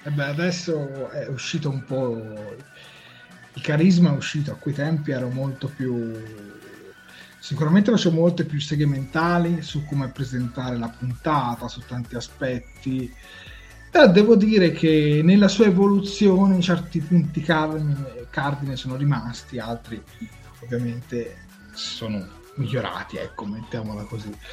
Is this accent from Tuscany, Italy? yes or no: yes; Tuscany, Italy; noi siamo toscani